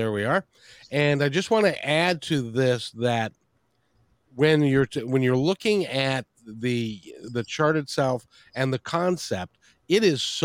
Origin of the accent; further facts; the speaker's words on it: Seattle, Washington, United States; I'm from Seattle